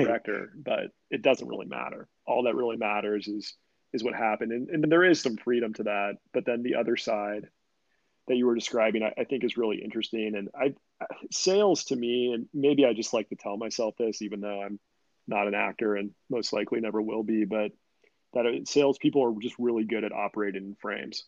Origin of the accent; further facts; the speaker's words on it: Sacramento, California, United States; I'm from Sacramento. So Little League baseball was the big thing